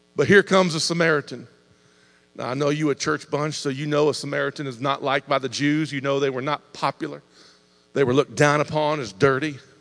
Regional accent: Ohio, United States; now in Indiana, United States; I was raised in Ohio.

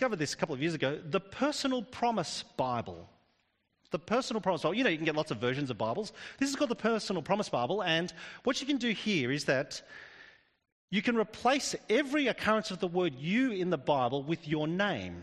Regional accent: Australia; I'm actually Australian. We Australians, with our convict heritage

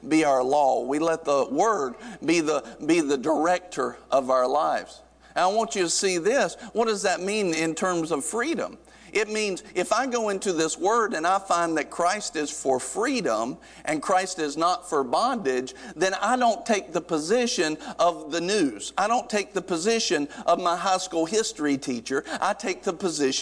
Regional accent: North Carolina, United States; growing up in North Carolina, you kind of grow up around some rednecks

